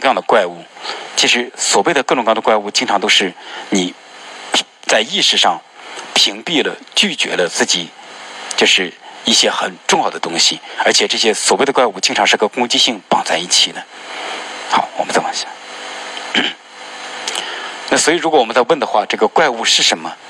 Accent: China; 我们特别是我们作为中国人，

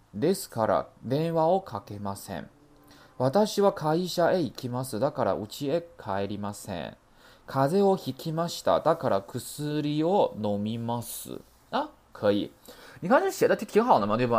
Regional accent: Northeast China, China; accent: Northeastern Mandarin (Dongbei hua); 你们是想听我说东北话呀

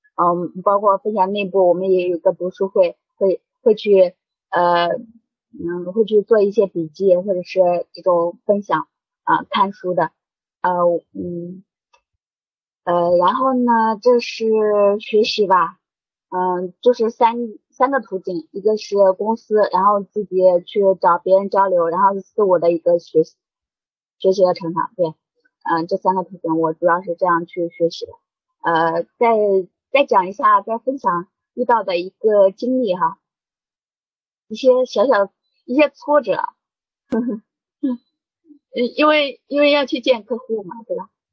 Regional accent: Henan, China; now in Shanghai, China; 我是河南人

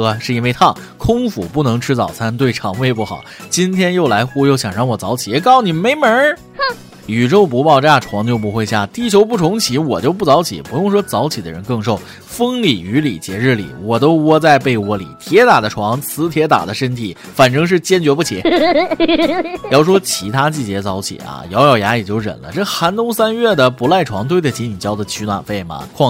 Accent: China; 身为中国人

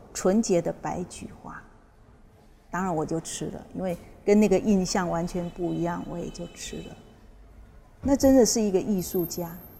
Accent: Taiwan; 我们台湾那边是这样

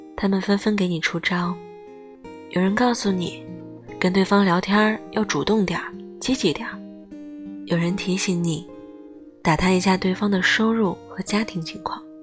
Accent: Heilongjiang, China; moved away; 我的家乡黑龙江

